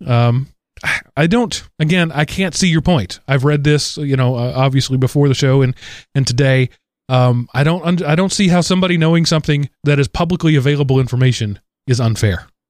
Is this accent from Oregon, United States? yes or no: no; Denton, Texas area, United States; You're, you're right down in my hometown there, uh, area, Denton, Texas. I was a, a little farther south of you